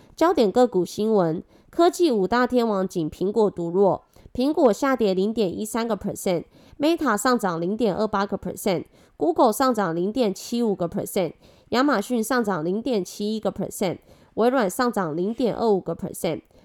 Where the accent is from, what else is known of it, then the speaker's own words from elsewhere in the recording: Taiwan; accent: Taiwanese Mandarin; 我是台湾国语界最正的俏妞